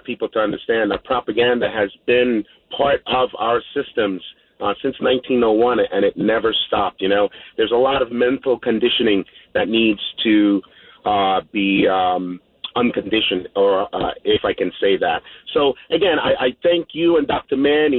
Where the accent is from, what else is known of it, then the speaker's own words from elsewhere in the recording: Guyana; now in New York, United States; You know, I came from South America, Guyana, in 1977, landed in the Bronx and did my thing.